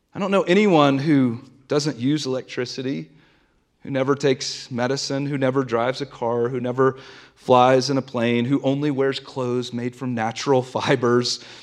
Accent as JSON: {"language": "English", "region": "the South", "country": "United States", "tie": "born or raised there", "moved": "yes", "lives_now": "Denver, United States", "said": "I grew up in the South, and I grew up going to a Southern Baptist church every single Sunday"}